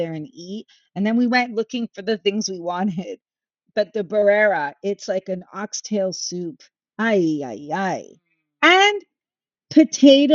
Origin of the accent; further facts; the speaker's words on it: Canada; I'm Canadian. The three of us, like, we've lived in Canada. We understand Canada